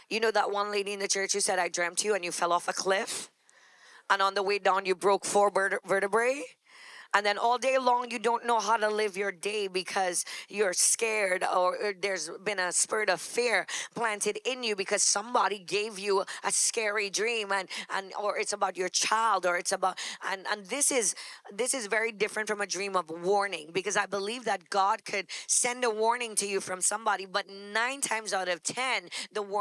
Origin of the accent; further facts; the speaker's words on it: New York, United States; Okay, I'm from New York. That's why the subway thing.